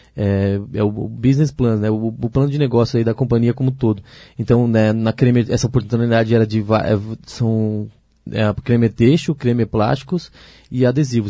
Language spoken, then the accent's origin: Portuguese; Ilhota, Santa Catarina, Brazil; eu sou natural de Ilhota, né? Ilhota, cidade de, aqui perto de Blumenau